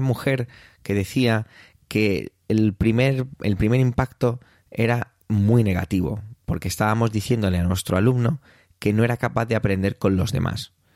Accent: Spain; en mi país, aquí en España

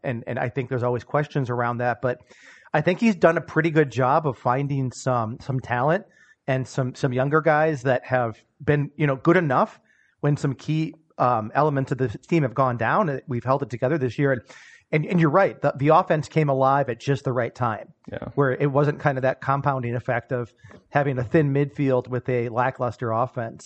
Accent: United States; as an American sports fan

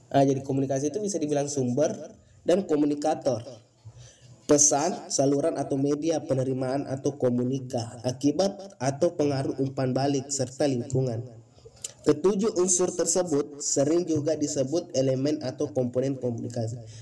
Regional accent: Bone, South Sulawesi, Indonesia; asal saya dari Kabupaten Bone, Sulawesi Selatan.

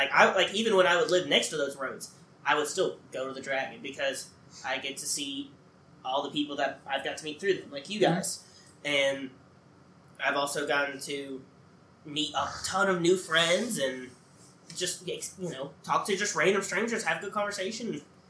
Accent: North Carolina, United States; moved away; I grew up on the North Carolina side

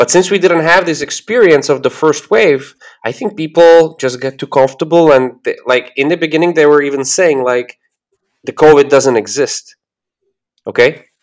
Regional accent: Slovakia; moved away as an adult; also born or lived in Spain; I am from Slovakia, which is in the center of Europe

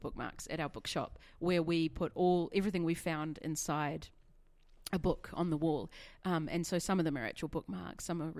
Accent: New Zealand; now in Australia; I'm from New Zealand.

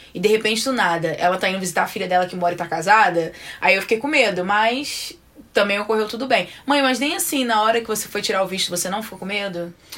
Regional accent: Belford Roxo, Rio de Janeiro, Brazil; now in United States; a gente é de Belfort, nós somos de Belfor Roxo

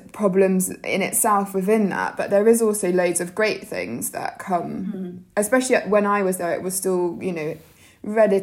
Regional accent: Jersey; I grew up in Jersey, so in the Channel Islands

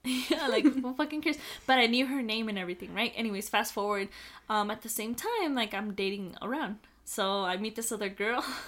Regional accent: El Paso, Texas, United States; also born or lived in Las Cruces; we're all from El Paso

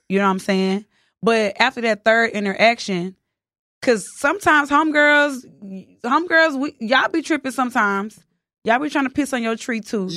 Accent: the South, United States; accent: country; also born or lived in Houston; I'm from the South

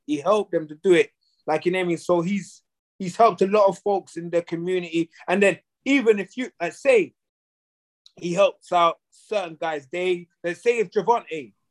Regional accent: London, United Kingdom; moved away as an adult; now in United States; I'm from London, England

